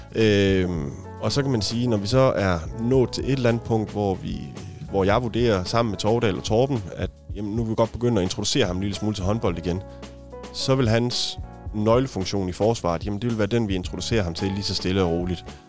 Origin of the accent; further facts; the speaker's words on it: Haderslev, Southern Denmark, Denmark; now in Odense, Denmark; jeg er opvokset i Haderslev